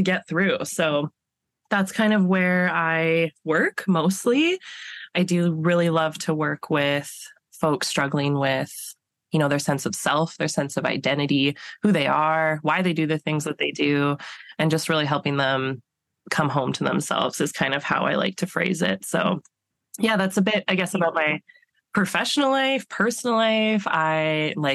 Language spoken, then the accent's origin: English; Alberta, Canada; moved away as an adult; now in British Columbia, Canada; I'm originally from Alberta, so I did my undergrad in Alberta